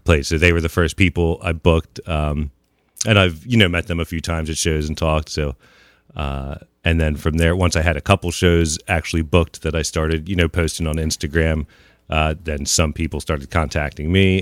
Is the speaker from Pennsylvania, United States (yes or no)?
yes; New Holland, Pennsylvania, United States; also born or lived in Long Island, New York / Lancaster, Pennsylvania / Millersville, Pennsylvania / Lititz, Pennsylvania; I grew up more in the New Holland area